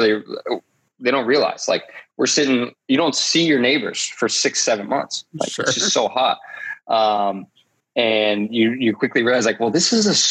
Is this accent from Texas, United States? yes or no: no; Columbus, Ohio, United States; moved away as an adult; we grew up in Columbus. It's Midwestern. It's cold in the winter. It's hot in the summers and you get a nice fall.